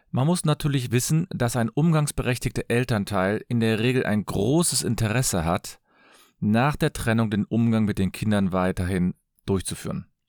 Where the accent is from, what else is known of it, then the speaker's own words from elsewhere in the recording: Cologne, North Rhine-Westphalia, Germany; Ich komme aus Köln. Ich bin Fachanwalt für Familienrecht.